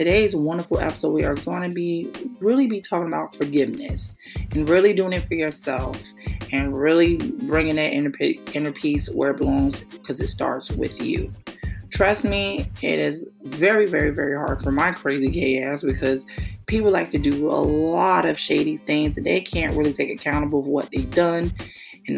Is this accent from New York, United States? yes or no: yes; New York City, New York, United States; My hometown, New York City, Brooklyn, New York